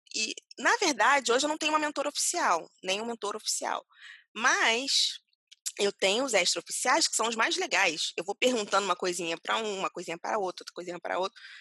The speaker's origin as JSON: {"language": "Portuguese", "region": "Rio de Janeiro", "country": "Brazil", "moved": "yes", "said": "eu sou carioca"}